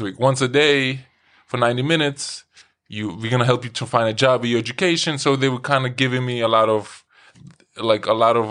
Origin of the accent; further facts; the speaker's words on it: Lithuania; English is a second language; also born or lived in New York City; now in Iceland; I was born in Lithuania